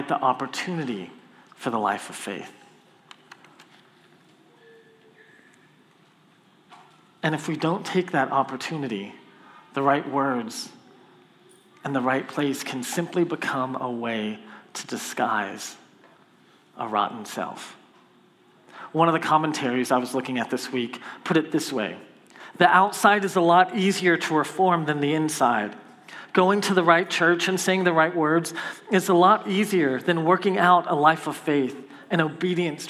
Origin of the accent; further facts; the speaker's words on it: Copperfield, Texas, United States; I'm from Copperfield